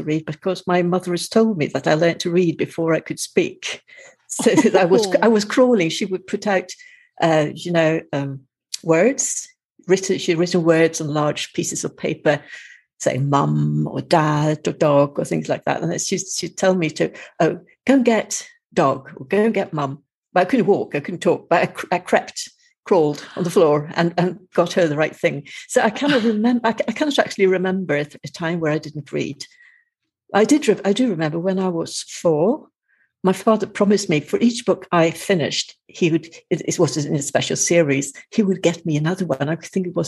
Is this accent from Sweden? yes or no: yes; Sweden; also born or lived in Madeira; I am from Sweden, but I spend the winter here in Madeira because of the climate